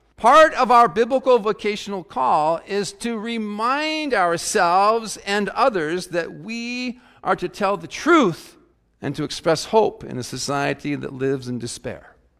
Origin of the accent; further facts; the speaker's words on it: South Dakota, United States; as a youngster growing up in South Dakota